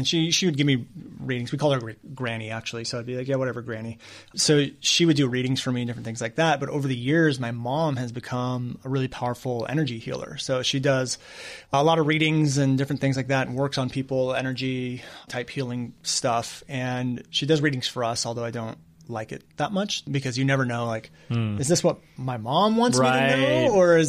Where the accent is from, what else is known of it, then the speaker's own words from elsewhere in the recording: Newport Beach, California, United States; born there; I was born in Newport Beach.